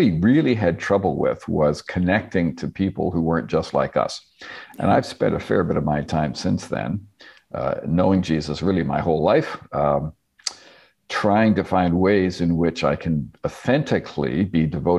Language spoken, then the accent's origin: English; Northern Ontario, Canada; also born or lived in South West England; I was raised in Northern Ontario. I spent a little bit of my boyhood in Britain, but otherwise was born and raised in Ontario, Canada